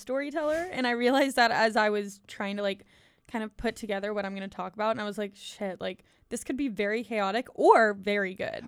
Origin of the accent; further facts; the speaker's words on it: Pittsburgh, Pennsylvania, United States; moved away as an adult; now in Auburn, United States; I'm from Pittsburgh, senior at Auburn right now